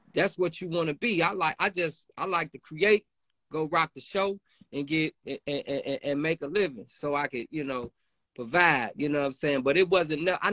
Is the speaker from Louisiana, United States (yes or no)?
no; Chicago, Illinois, United States; We come from Chicago on the streets